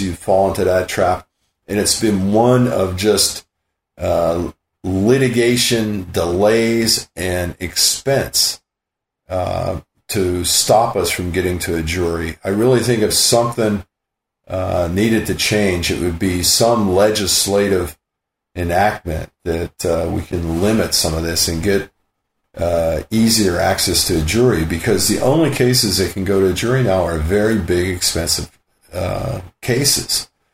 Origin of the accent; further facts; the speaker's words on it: Western Pennsylvania, United States; now in San Luis Obispo, United States; growing up in Western Pennsylvania, my dad's bar